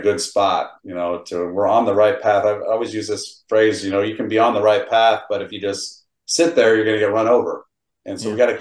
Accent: Midwest, United States; now in Indianapolis, United States; I'm from the Midwest.

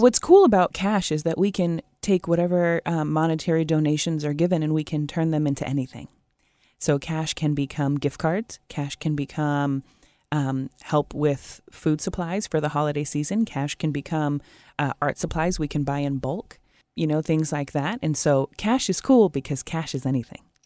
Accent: Portland, Oregon, United States; now in Puget Sound area, United States; I grew up in Portland

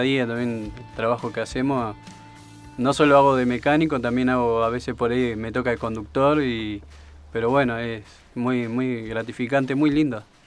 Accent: Colón, Entre Ríos, Argentina; moved away; De Entre Río, Colón.

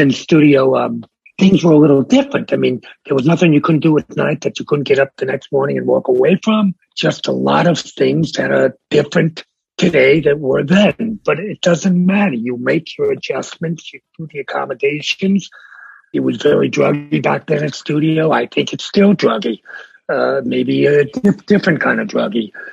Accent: New York City, New York, United States; also born or lived in Bronx, New York / Miami, Florida; I was born in the Bronx. Yeah. Uh, I was raised in Brooklyn. I now live in Manhattan

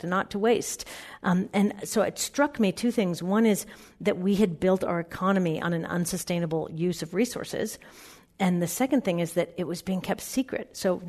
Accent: Seattle, Washington, United States; moved away as an adult; also born or lived in New York City; I grew up in Seattle in a very environmentally aware family

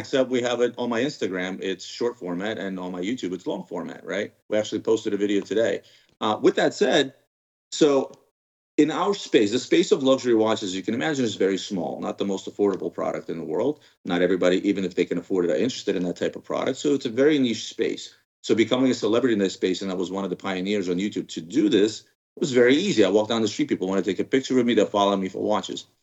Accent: Ukraine; now in United States; I was originally born in Ukraine

